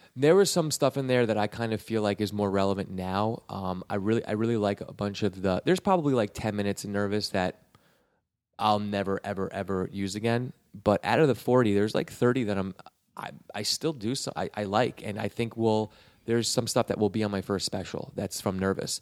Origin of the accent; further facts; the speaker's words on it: Westchester, New York, United States; moved away as an adult; now in Los Angeles, United States; I'm from Westchester